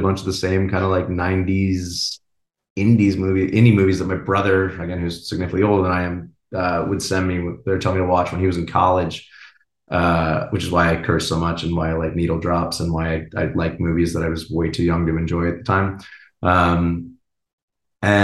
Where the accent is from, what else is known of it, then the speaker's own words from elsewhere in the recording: San Diego, California, United States; I grew up in San Diego, you know, close